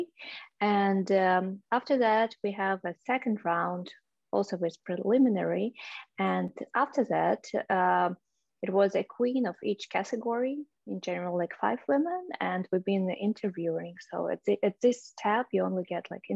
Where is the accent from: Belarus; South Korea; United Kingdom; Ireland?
Belarus; Minsk; English is a second language; moved away as an adult; now in United States; Originally, I'm from Belarus. I were born in Minsk. It's the capital of Belarus. And I moved to US about 3-4 years ago.